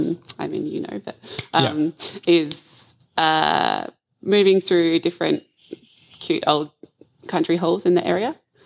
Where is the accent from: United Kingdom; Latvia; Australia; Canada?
Australia; Adelaide, South Australia; also born or lived in Northern Rivers; So I moved to the Mid-North Coast just over a year ago from Northern Rivers, but I'm originally from Adelaide and have moved around the country to different places.